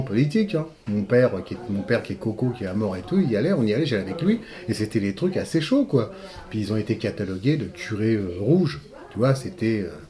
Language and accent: French; Montreuil, Île-de-France, France; also born or lived in Guadeloupe; je suis arrivé à Montreuil euh, le 5 juillet 1957, à 5 ans. Je suis arrivé par la rue de la Marlane. Je venais de la Guadeloupe